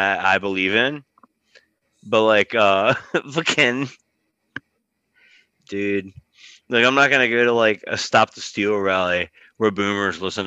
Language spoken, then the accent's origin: English; Richmond, Virginia, United States; I live in Richmond, it's like my hometown